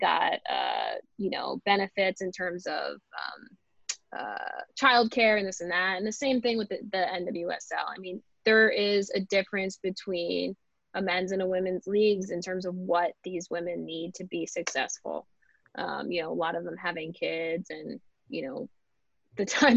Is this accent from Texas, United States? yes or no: no; Philadelphia, Pennsylvania, United States; I'm from Philadelphia